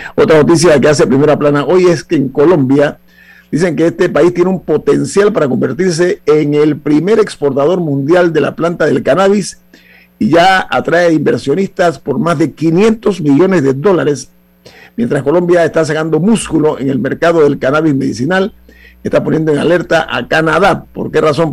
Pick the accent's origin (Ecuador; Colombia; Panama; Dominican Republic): Panama; como panameños